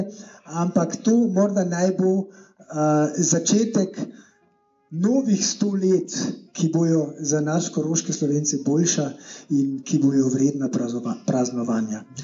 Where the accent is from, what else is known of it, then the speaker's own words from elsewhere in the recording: Carinthia, Austria; zumal als Kärntner Slowene oder Angehöriger der slowenischen Volksgruppe in Kärnten